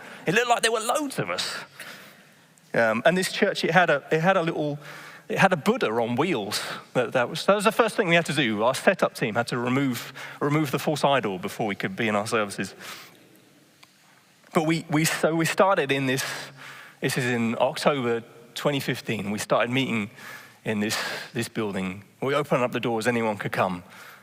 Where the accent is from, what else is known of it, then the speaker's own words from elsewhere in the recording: England, United Kingdom; moved away as an adult; now in Netherlands; I'm just England